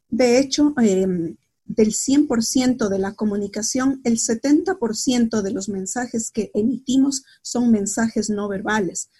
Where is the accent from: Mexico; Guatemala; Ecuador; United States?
Ecuador; Quito, Pichincha; also born or lived in La Plata, Argentina; soy de Quito, yo vivo en Quito